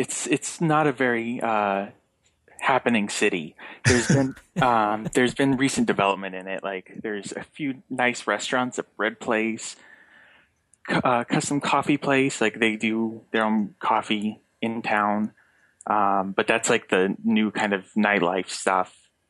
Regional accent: Salt Lake City, Utah, United States; now in New York, United States; I'm from Salt Lake City, which is like the grid city central.

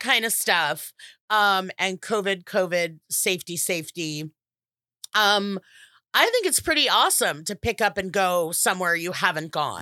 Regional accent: United States; we're American

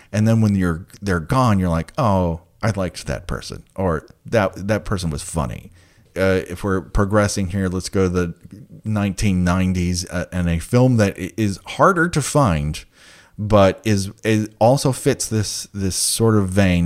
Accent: Glendale, United States; I grew up in Glendale.

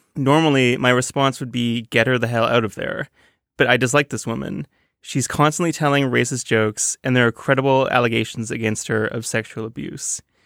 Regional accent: Toronto, Ontario, Canada; now in New York, United States; I'm from Toronto, a, a very big town

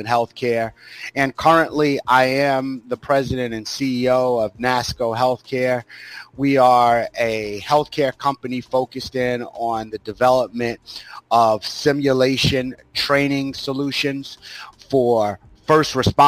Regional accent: Greenburgh, New York, United States; I grew up in Westchester County in New York City, in a very small town called Greenberg, New York

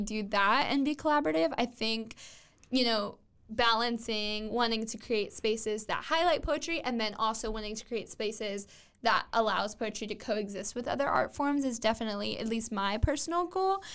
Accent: Waco, Texas, United States; Waco is my hometown

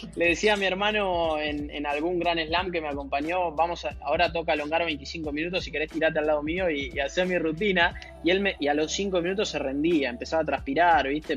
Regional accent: Buenos Aires, Argentina; yo soy de Villa Crespo, como mucha gente de, la colectividad que vive en, Argentina, que de, de esa parte de, la capital o, de la ciudad de Buenos Aires. Eh, y sí, viví en tres casas distintas desde que tengo uso de la razón, pero siempre ahí en, Villa Crespo y me, me, crié por la zona

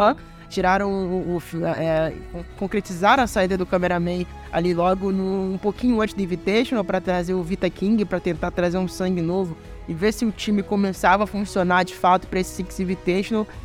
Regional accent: Brazil; a gente, como brasileiro

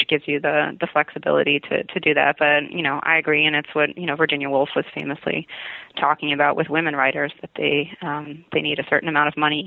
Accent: Montreal, Quebec, Canada; moved away as an adult; now in United States; I grew up in Montreal. So I'm Canadian

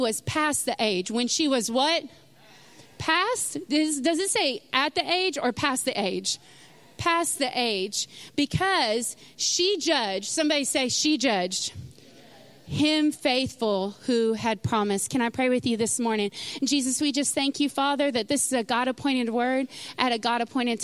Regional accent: Sulphur Springs, Texas, United States; moved away as an adult; I grew up in Sulphur Springs, Texas

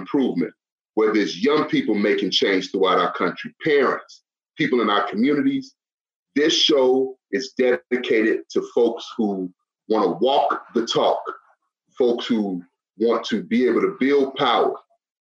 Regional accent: Chicago, Illinois, United States; I'm from Chicago, I'm from the south side of Chicago.

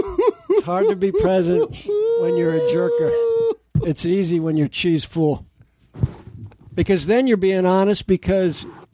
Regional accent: San Diego, California, United States; I grew up in San Diego.

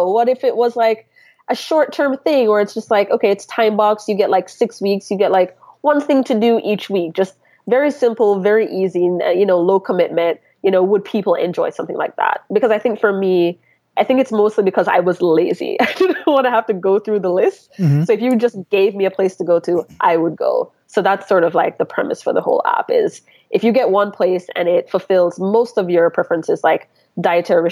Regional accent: Kingston, Jamaica; now in New York City, United States; I'm originally from Kingston, Jamaica

